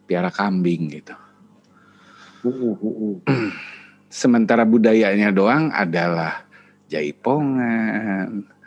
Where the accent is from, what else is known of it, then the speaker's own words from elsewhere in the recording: West Java, Indonesia; mungkin kalau kebetulan gue orang Sunda, orang Sunda bukan suku Sunda ya, orang Sunda.